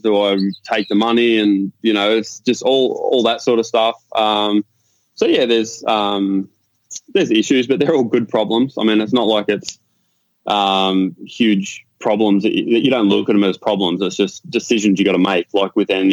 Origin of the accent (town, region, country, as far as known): Warrnambool, Victoria, Australia; born or raised there; moved away as an adult; now in Virginia Beach, United States